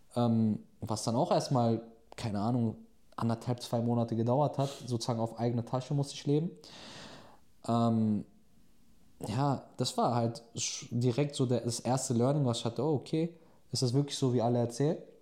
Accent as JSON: {"language": "German", "country": "Germany", "tie": "born or raised there", "moved": "as an adult", "lives_now": "Turkey", "said": "der aber in Deutschland aufgewachsen ist, in der Türkei zu leben"}